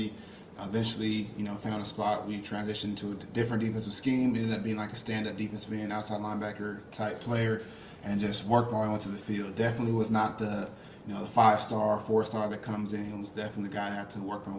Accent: Inland Empire, California, United States; moved away as an adult; also born or lived in Los Angeles, California; now in Oregon, United States; I was born in Los Angeles, grew up in the Inland Empire

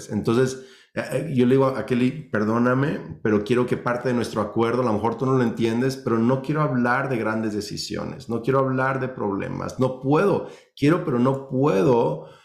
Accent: Mexico; aunque los dos tenemos familias que crecimos en México, viven en México, pero nuestros papás son de Estados Unidos, somos biculturales, bilingües.

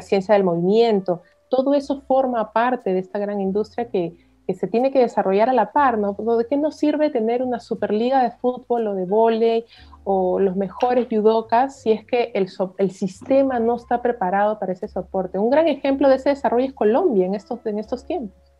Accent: Peru; soy peruana

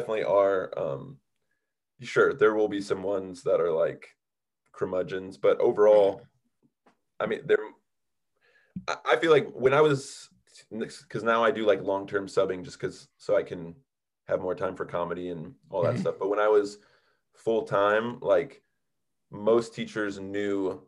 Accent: Maple Grove, Minnesota, United States; moved away as an adult; also born or lived in Chicago; now in Los Angeles, United States; My hometown, shout out Maple Grove, Minnesota.

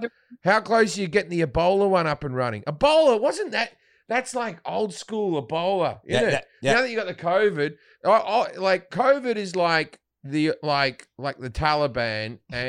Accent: Australia; Australian. Yeah, I'm like, I'm Australian. I'm just come from Australia.

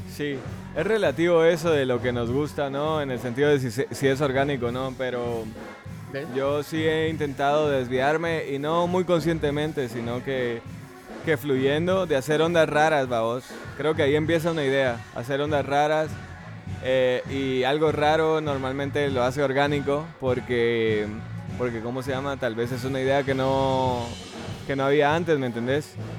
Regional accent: Guatemala; yo nací me crié aquí

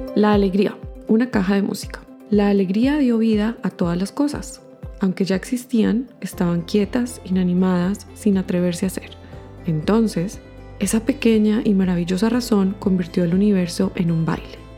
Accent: Colombia; moved away as an adult; also born or lived in Bogotá; now in Canada; soy una colombiana radicada en Canadá ya hace más de 10 años

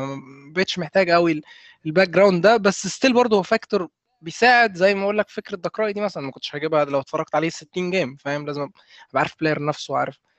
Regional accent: Egypt; إحنا كمصريين

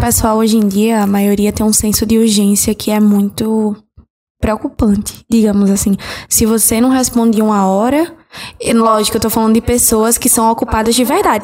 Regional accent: Northeast, Alagoas, Brazil; accent: Nordeste (Alagoas); é, de Nordeste, Alagoas

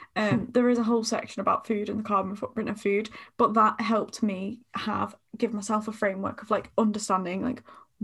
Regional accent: United Kingdom; I'm just a Brit

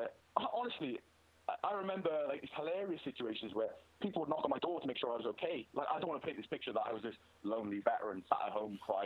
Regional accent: Wales, United Kingdom; I'm Welsh

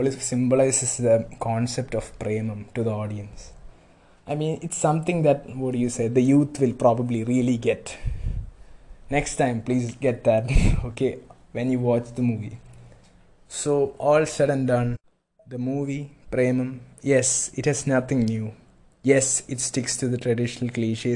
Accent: Kochi, Kerala, India; moved away; I'm from Kochi

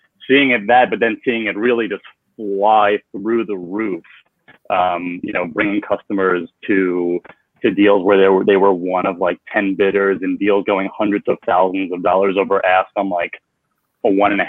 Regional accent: North Massapequa, New York, United States; North Massapequa, but Farmingdale School.

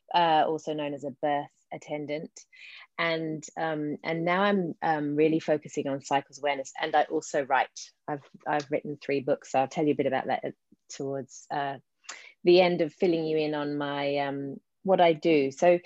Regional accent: London, United Kingdom; accent: English; moved away; So you might hear in my accent, I've got a bit of an English accent, the residue of, mind you, yes, I've been here 28 years. So it's, yes, but I grew up in London and came over here then.

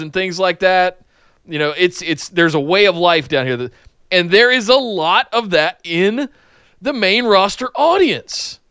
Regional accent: North Carolina, United States; I'm from North Carolina

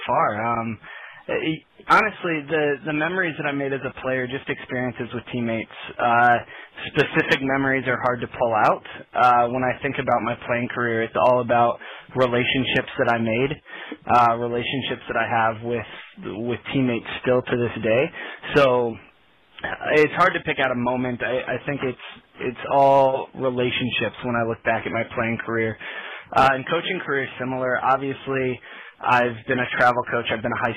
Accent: South Bend, Indiana, United States; now in Fishers, United States; I grew up in South Bend, Indiana area

